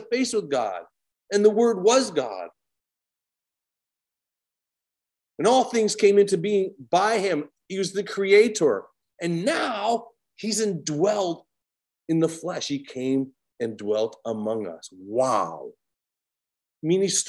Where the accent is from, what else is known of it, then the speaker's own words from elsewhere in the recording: Williston, North Dakota, United States; I'm from Williston, North Dakota, which is an oil town.